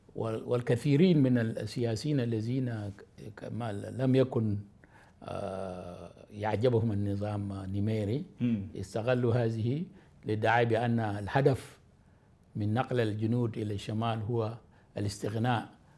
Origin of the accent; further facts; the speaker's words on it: South Sudan; مواطن من جنوب السودان